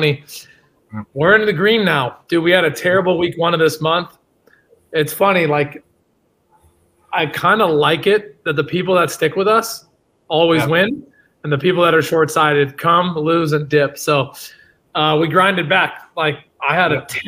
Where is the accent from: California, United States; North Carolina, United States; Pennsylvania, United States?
California, United States; the Bay Area; I'm from the Bay.